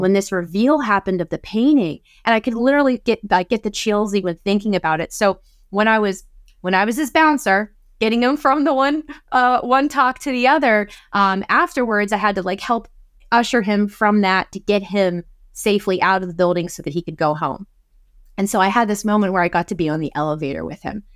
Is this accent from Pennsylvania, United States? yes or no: yes; Pennsylvania, United States; my home state of Pennsylvania